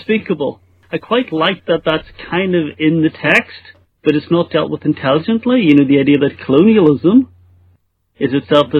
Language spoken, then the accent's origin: English; Northern Ireland, United Kingdom; I'm from Northern Ireland and I grew up during the Troubles